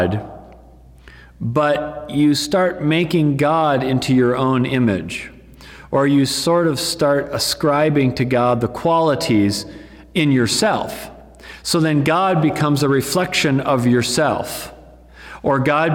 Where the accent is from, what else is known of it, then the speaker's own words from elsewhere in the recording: United States; we as American Christians